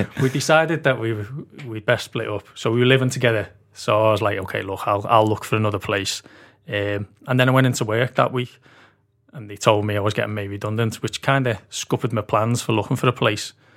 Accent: Liverpool, North West England, United Kingdom; moved away as an adult; also born or lived in Aberdeen, Scotland / London; now in Liverpool, United Kingdom; I grew up in, uh, Walton, Walton Village.

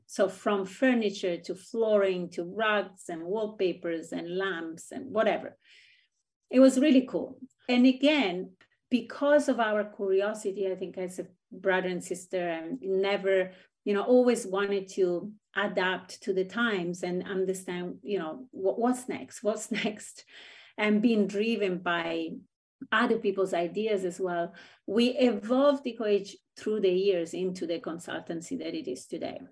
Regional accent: Rome, Lazio, Italy; moved away; I grew up in Italy, which is kind of a insular country

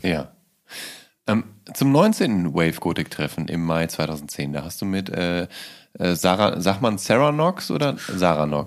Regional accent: Ruhr area, North Rhine-Westphalia, Germany; als Jugendlicher im Ruhrgebiet

